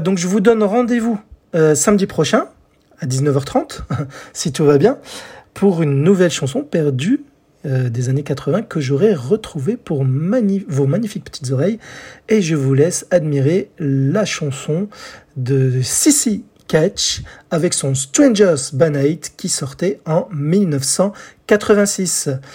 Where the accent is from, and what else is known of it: France